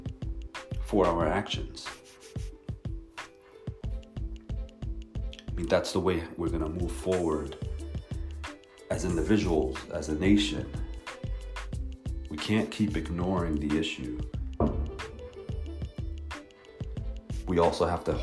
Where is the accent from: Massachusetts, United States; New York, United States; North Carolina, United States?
New York, United States; now in Palo Alto, United States; growing up in New York and being out here in California